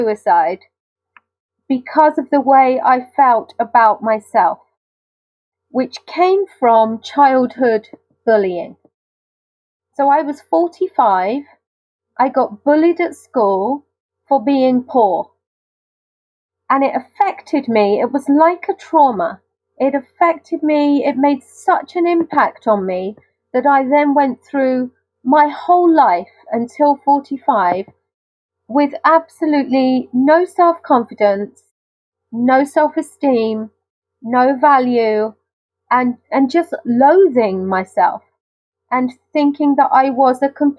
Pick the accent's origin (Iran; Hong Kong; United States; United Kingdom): United Kingdom; accent: very British; my very British accent